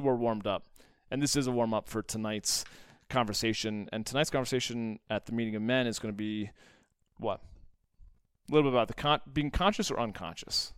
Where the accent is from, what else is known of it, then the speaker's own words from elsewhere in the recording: United States; being an American and an entrepreneur